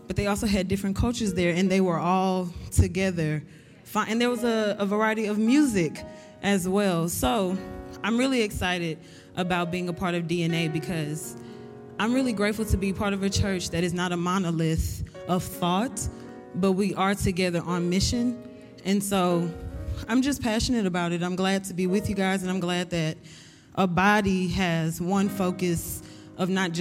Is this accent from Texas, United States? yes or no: yes; Houston, Texas, United States; I'm from Houston, Texas, the South.